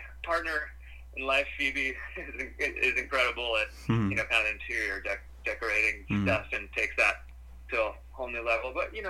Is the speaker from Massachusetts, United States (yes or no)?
yes; Boston, Massachusetts, United States; also born or lived in Vermont; I mean, I'm from Boston, and... I lived in Vermont for 5 years